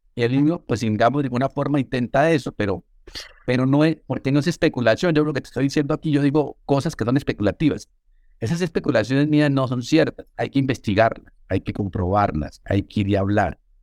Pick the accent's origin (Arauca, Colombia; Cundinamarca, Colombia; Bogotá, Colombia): Bogotá, Colombia; como soy de Bogotá